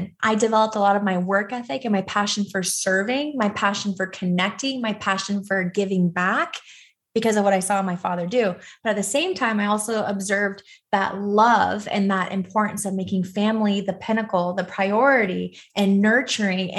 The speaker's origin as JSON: {"language": "English", "town": "Los Angeles", "region": "California", "country": "United States", "tie": "born or raised there", "said": "I was born and raised in Los Angeles, California."}